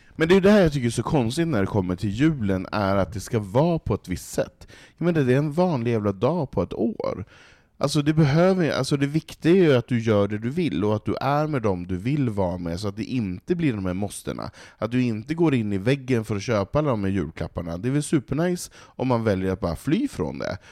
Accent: Norrland, Sweden; now in Stockholm, Sweden; jag som norrlänning som har valt att bo i en storstad, som vill bo i storstad i betong

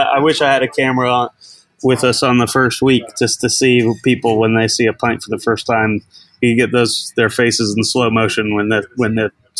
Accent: Boston, Massachusetts, United States; moved away as an adult; now in London, United Kingdom; I'm from Boston originally. I'm 34. I moved out to London in 2012

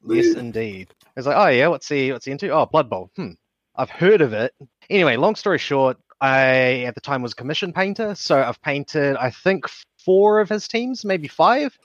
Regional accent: Hawke's Bay, New Zealand; I am also from Hawke's Bay

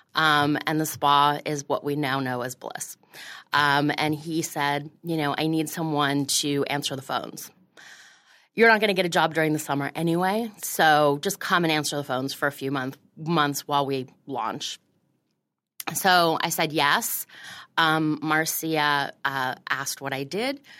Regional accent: Florida, United States; moved away as an adult; also born or lived in Montreal, Canada / Washington, D.C.; now in New York, United States; I grew up in Florida

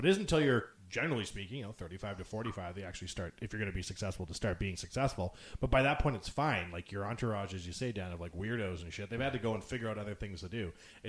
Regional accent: Canada; the fact that I'm a Canadian former NHL player has a lot of weight

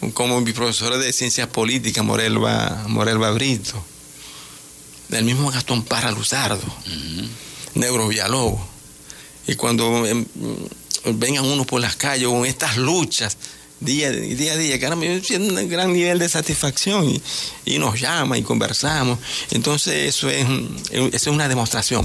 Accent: Venezuela; nosotros los indígenas guayún somos, somos una gran nación pero también entendemos que lo que nacimos de este lado, nosotros somos venezolanos

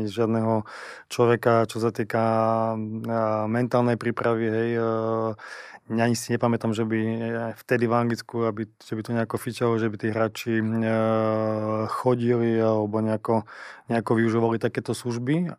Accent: eastern Slovakia, Slovakia; accent: East Slovak; moved away as an adult; also born or lived in Liverpool, England / Russia; Ja som sám z východu, takže viem, ako to je, keď začnem rozprávať po východňarsky

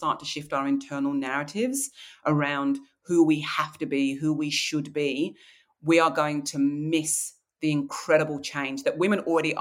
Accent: Kent, South East England, United Kingdom; now in Australia; I grew up in Kent in the English countryside

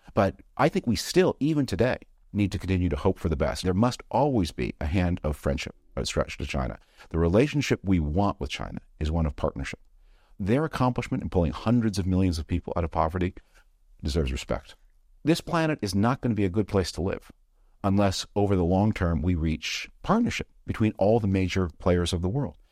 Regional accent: Canada; moved away; I'm from Canada originally

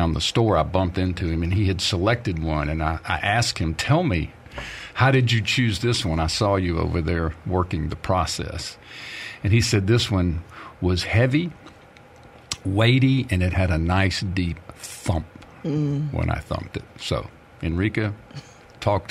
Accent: Wiggins, Mississippi, United States; I grew up in and around Wiggins, Mississippi

